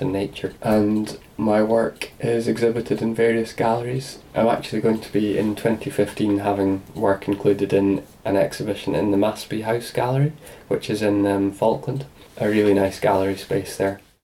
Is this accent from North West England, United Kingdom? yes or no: no; Edinburgh, Scotland, United Kingdom; I was born in Edinburgh